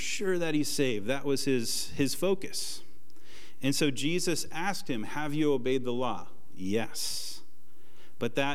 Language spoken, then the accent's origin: English; Portland, Oregon, United States; moved away; I'm from Portland, and the plan in Portland was to retire at age 25, work at a coffee shop